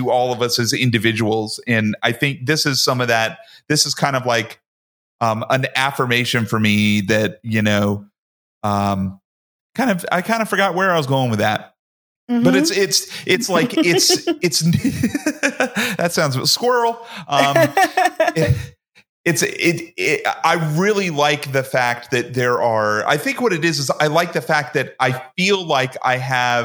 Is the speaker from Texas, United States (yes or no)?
no; Georgia, United States; I grew up in Georgia, which is southern U.S.